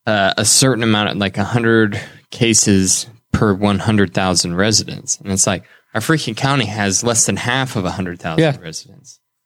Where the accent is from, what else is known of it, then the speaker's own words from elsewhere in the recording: Indiana, United States; accent: Hoosier; That's my Hoosier accent coming through.